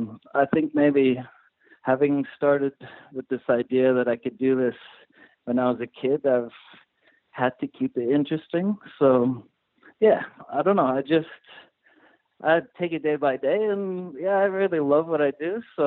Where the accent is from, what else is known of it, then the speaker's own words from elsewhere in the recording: South Africa; born there; And so I was born in South Africa. My whole family is from there.